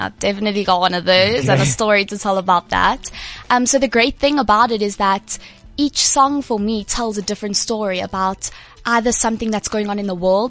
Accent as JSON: {"language": "English", "country": "South Africa", "said": "I got to represent like South Africa overseas."}